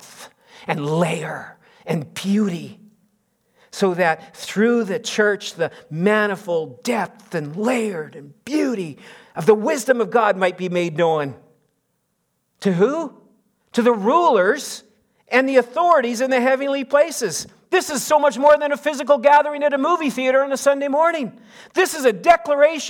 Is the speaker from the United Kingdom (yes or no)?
no; Canada; we're Canadian